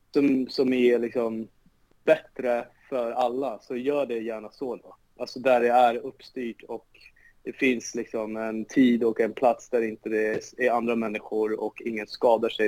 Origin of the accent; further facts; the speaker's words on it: Solna, Stockholm County, Sweden; Alltså jag är uppvuxen på Råsunda